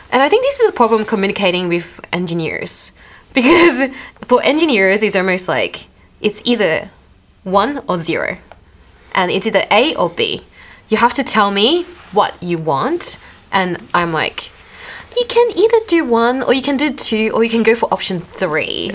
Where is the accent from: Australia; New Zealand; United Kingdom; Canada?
Australia; accent: Australian; my Australian accent